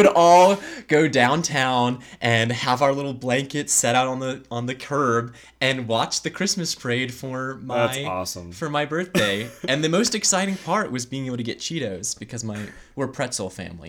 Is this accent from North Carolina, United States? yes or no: yes; Raleigh, North Carolina, United States; I was able to reflect on just how much I've been a kind of Raleigh native, you know, growing up, going to all the major museums and the zoo